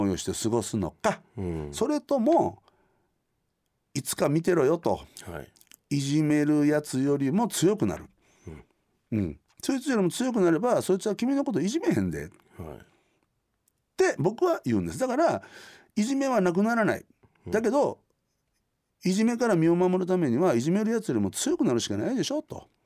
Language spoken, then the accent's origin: Japanese; Sakai, Osaka, Japan; born there; also born or lived in Kanazawa / Nagoya / Konan; うんはい、僕大阪の堺で生まれました、はい、3歳の時には石川県の金沢今大変